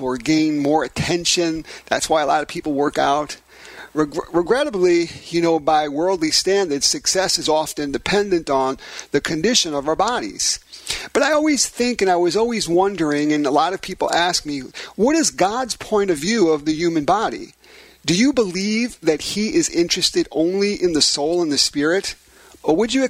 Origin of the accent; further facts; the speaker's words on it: New York City, New York, United States; in my hometown of Brooklyn, New York